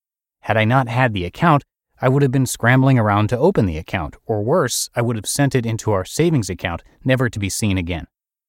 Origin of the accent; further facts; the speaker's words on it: Texas, United States; I'm from Texas, so go read my post to understand why that's not weird.